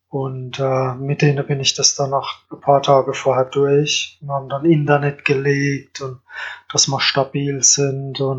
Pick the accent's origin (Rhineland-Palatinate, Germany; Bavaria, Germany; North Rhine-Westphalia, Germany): Rhineland-Palatinate, Germany; Kandel; Ja, Kandel.